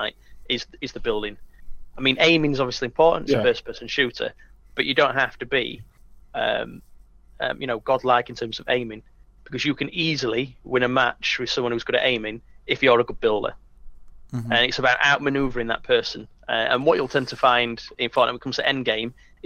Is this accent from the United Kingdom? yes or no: yes; United Kingdom; being British